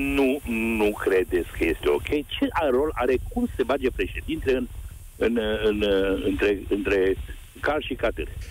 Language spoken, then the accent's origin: Romanian; Transylvania, Romania; eu sunt din Ardeal